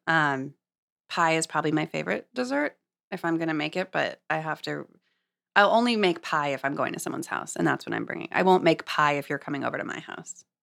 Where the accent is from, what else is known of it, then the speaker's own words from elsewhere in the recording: Los Angeles, California, United States; moved away as an adult; also born or lived in Santa Cruz / San Francisco; now in New York, United States; I grew up in Los Angeles